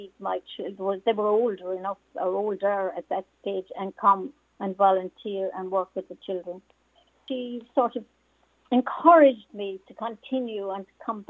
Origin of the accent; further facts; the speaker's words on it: Mogeely, Munster, Ireland; I am from beautiful County Cork in the southernmost part of our beautiful country. I'm from East Cork